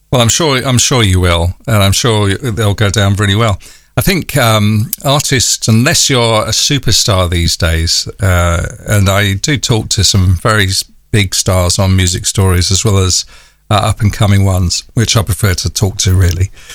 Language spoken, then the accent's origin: English; London, United Kingdom; accent: North London; my North London accent